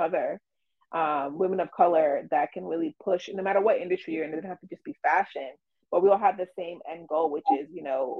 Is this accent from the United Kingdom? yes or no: no; New York City, New York, United States; growing up in the Bronx